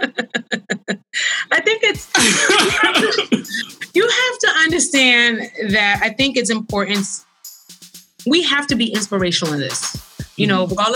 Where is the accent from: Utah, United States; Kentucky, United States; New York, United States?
New York, United States; New York City; I'm a girl from Brooklyn